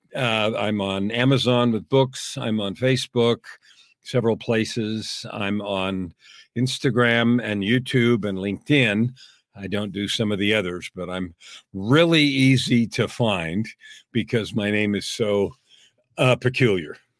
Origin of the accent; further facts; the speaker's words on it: San Francisco, California, United States; moved away as an adult; now in Canada; I was actually born and raised in the US. I was born in San Francisco and raised in California.